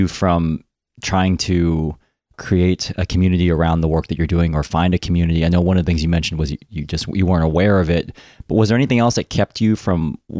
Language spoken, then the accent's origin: English; United States; I'm Asian American